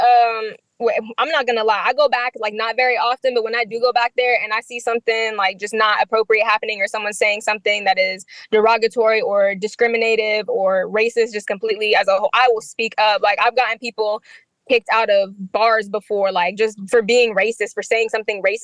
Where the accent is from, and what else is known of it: Wichita, Kansas, United States; born or raised there; also born or lived in Middle East; now in DMV area, United States